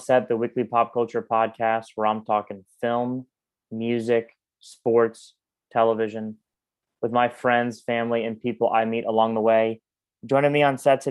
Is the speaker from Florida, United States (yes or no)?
yes; Orlando, Florida, United States; I grew up in Orlando